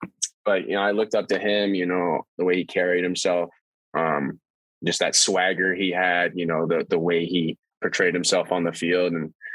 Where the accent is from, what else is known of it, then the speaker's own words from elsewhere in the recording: New York, United States; So I was born in New York, obviously